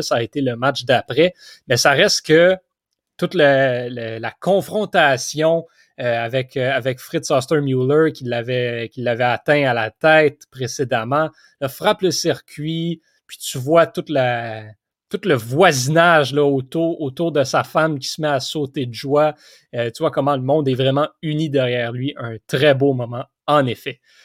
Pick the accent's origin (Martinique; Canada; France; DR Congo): Canada; Quebec; en tant que Québécois